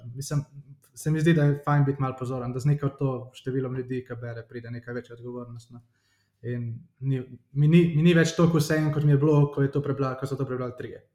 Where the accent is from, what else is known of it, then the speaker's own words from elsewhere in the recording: Ljubljana, Slovenia; sem iz Ljubljana, prihajam